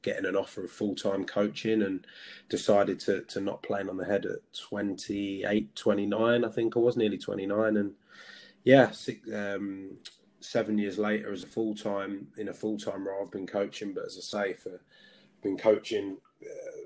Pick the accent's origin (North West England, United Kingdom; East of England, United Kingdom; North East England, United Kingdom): East of England, United Kingdom; Peterborough; also born or lived in Belfast / Lewisham, London; I'm from Peterborough and I was fortunate enough to play for Peterborough United